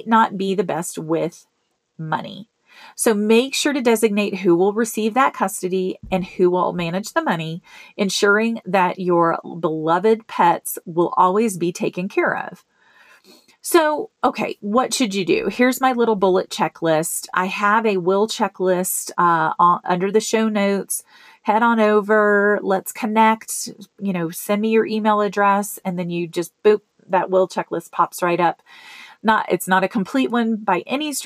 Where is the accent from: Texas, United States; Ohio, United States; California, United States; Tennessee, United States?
Tennessee, United States; Memphis; now in Colorado, United States; my hometown in Memphis